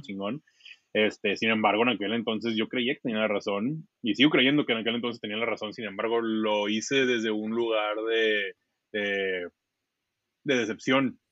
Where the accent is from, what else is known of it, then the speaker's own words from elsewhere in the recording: Mexico; moved away as an adult; now in San Francisco, United States; nosotros somos mexicanos, pero estamos aquí